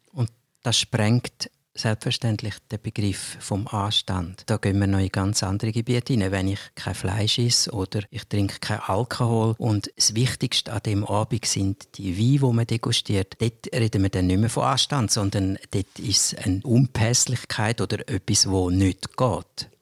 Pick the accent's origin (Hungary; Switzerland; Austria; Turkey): Switzerland; als Schweizer